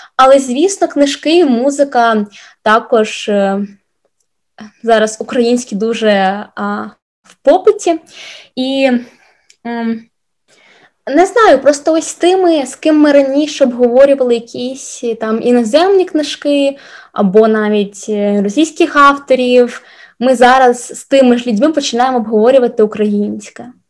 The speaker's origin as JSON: {"language": "Ukrainian", "town": "Sloviansk", "region": "Donetsk Oblast", "country": "Ukraine", "also_born_or_lived": "Kyiv / Stockholm", "moved": "yes", "said": "я зі Слов'янська"}